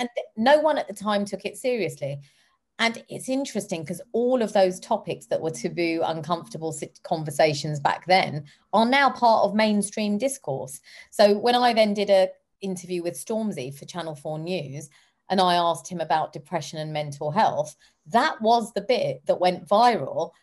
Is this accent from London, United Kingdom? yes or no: yes; London, United Kingdom; I come from South Hall and Harlesden, where black, brown, and white people live together in harmony